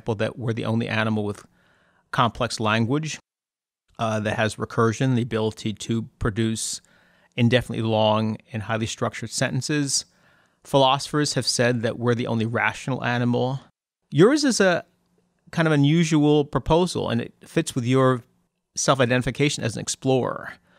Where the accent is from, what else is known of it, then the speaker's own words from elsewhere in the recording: Massachusetts, United States; when I was growing up in Massachusetts in the 70s, my mother had the idea that we should spend a little time in the South.